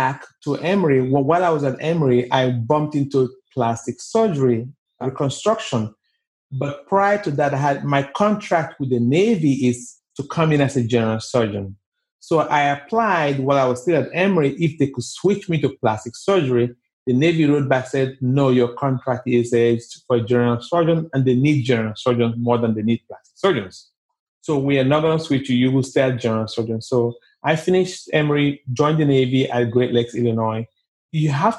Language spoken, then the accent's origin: English; Nigeria; moved away as an adult; also born or lived in New York City / Atlanta; now in United States; I was born and raised in Nigeria. I went to high school in Nigeria.